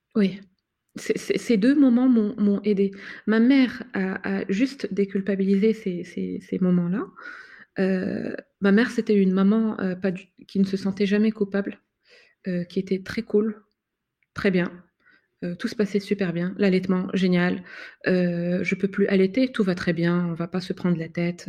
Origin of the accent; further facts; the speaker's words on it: Morocco; now in France; dans mon pays d'origine